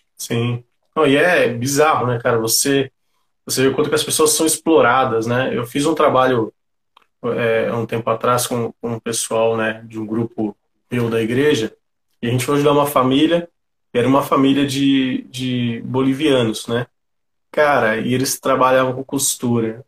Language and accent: Portuguese; São Paulo, Brazil; sou um cara que, que vem aqui da periferia de São Paulo, sou aqui do Grajaú